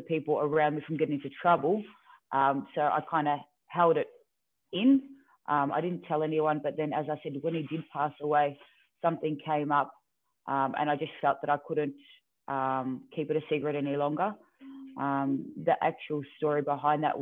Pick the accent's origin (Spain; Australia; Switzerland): Australia; Melbourne, Victoria; when I was in my teenage years, I moved from Melbourne, and then we moved further out closer